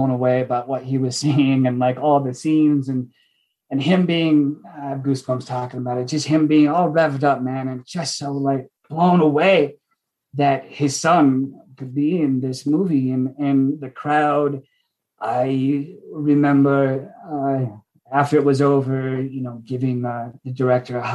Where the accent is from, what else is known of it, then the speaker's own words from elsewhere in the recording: United States; moved away; I'm from Washington. And I went home to see it with my family